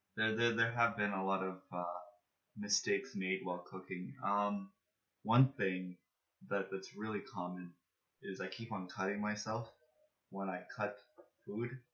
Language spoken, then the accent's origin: English; Toronto, Ontario, Canada; I am from Scarborough General Hospital in Toronto.